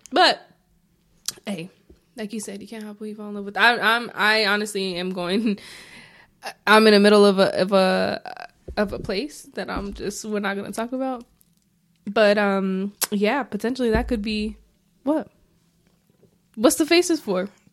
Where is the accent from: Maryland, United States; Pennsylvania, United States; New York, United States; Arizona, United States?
Arizona, United States; I'm from Arizona